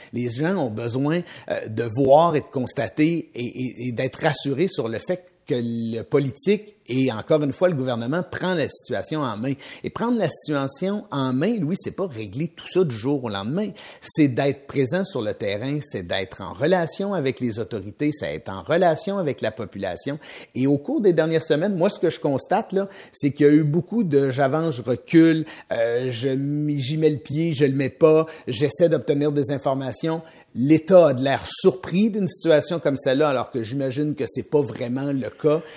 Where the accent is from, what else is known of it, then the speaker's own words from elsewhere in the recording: Mauricie, Quebec, Canada; de la Mauricie où j'ai grandi